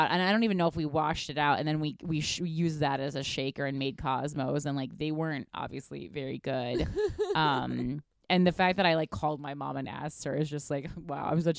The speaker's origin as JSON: {"language": "English", "town": "Union", "region": "New Jersey", "country": "United States", "said": "I'm from Union, New Jersey. So, I mean, there's certainly drugs there, home of Artie Lang."}